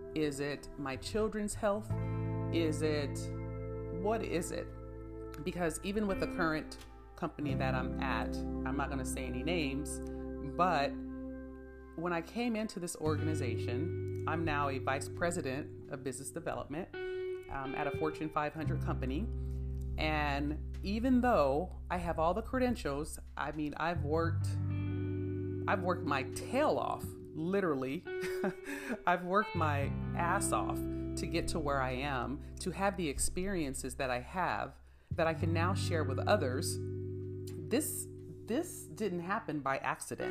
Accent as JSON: {"language": "English", "town": "San Bernardino", "region": "California", "country": "United States", "tie": "born or raised there", "said": "I come from San Bernardino, where we didn't talk about going to college. We didn't talk about life outside of San Bernardino"}